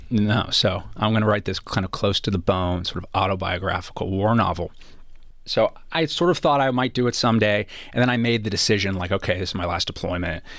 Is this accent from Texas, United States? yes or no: no; Los Angeles, California, United States; growing up in Los Angeles